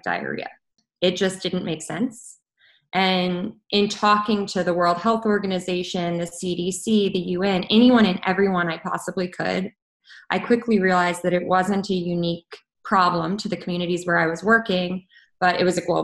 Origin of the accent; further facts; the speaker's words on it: Colorado, United States; moved away as an adult; I am from Colorado. I flew home to Colorado